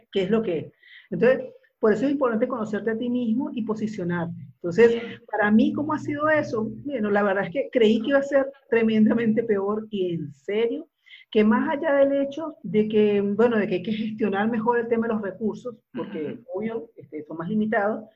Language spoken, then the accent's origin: Spanish; Venezuela; moved away as an adult; now in Uruguay; yo soy venezolana, la, caribeña